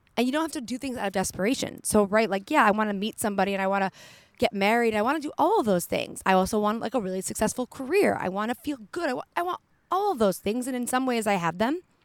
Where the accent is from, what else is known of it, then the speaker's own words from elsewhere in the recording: Detroit, Michigan, United States; also born or lived in Colorado; now in California, United States; I'm from Detroit. I lived in Colorado for a few years